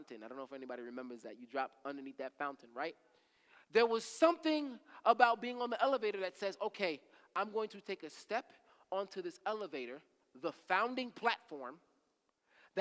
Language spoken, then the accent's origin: English; Rockland County, New York, United States; I grew up in Rockland County